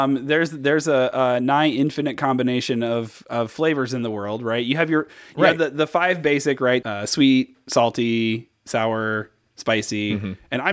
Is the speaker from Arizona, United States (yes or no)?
no; Indiana, United States; I'm a Midwesterner. From Indiana, born and bred.